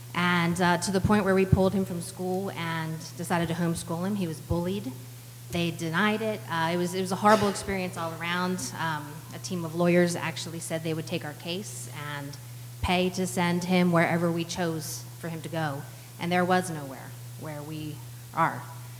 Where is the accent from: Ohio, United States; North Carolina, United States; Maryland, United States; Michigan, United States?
Maryland, United States; moved away; We are transplants. I'm proud to admit that. We came from Cecil County, Maryland.